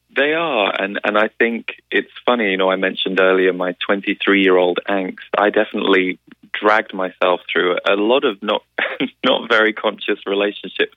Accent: England, United Kingdom; as we would say in England

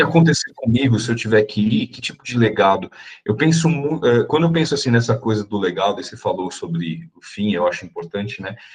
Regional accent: São Paulo, Brazil; eu sou de São Paulo

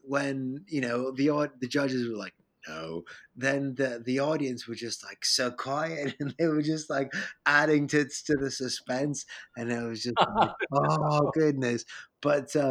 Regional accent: London, United Kingdom; also born or lived in Rome, Italy; I was born in Rome, and then my mom and dad moved here to London when I was a baby, when I was 4 or 5 years old. And so I kind of became a Londoner ever since.

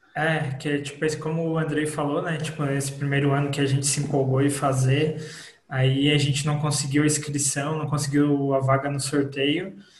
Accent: Imbituba, Santa Catarina, Brazil; Eu como sou de Imbituba

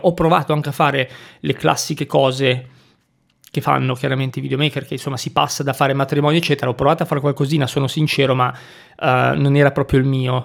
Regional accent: Liguria, Italy; moved away as an adult; also born or lived in Milan; sono partito dal mio paesino della Liguria, sono andato su a Milano e, e lì sono rimasto

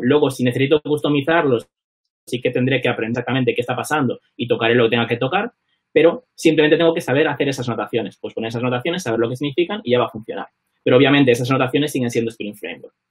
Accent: Vigo, Galicia, Spain; moved away as an adult; now in London, United Kingdom; soy vigués

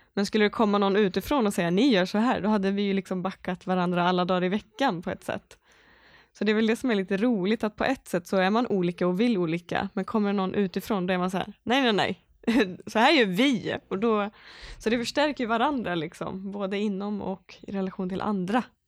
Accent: Skaraborg, Västra Götaland, Sweden; moved away; also born or lived in Borås; jag är inte uppvuxen i Borås, även om jag bott där många år. Jag är uppvuxen från Skaraborg

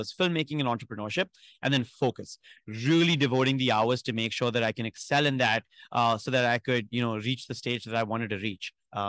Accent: New Delhi, Delhi, India; I'm from New Delhi in India, far away from home.

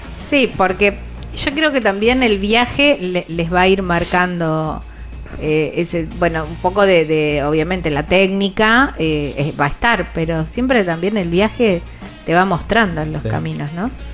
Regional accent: Villa Constitución, Santa Fe, Argentina; son de mi ciudad

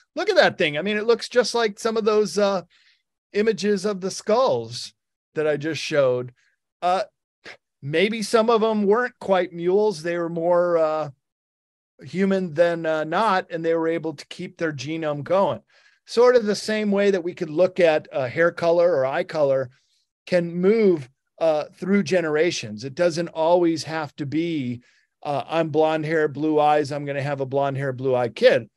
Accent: Northwestern Illinois, United States; I grew up in Northwestern Illinois

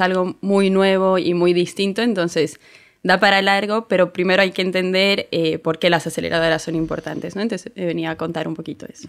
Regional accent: Bolivia; now in Spain; yo soy de Bolivia, me vine hace unos años ya

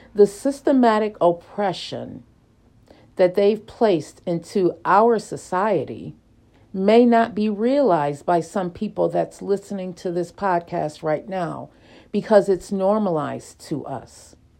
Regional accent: Lackawanna, New York, United States; growing up in the Dorothy Glover Projects in Lackawanna, New York

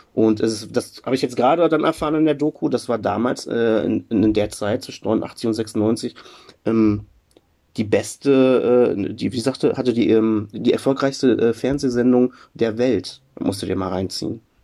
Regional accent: Germany; bei uns in Deutschland

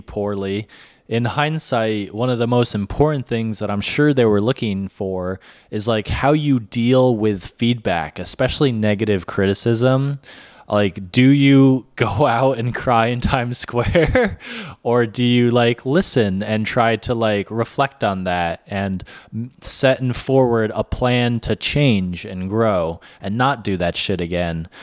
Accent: New York, United States; moved away; I'm a New Yorker.

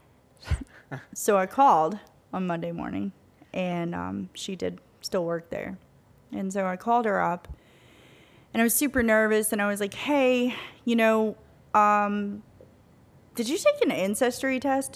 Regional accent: Tennessee, United States; moved away as an adult; also born or lived in Louisiana; we're from Tennessee

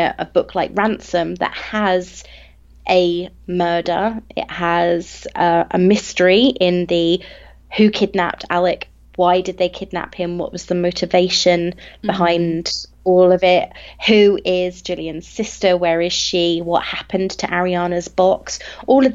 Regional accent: England, United Kingdom; I'm English

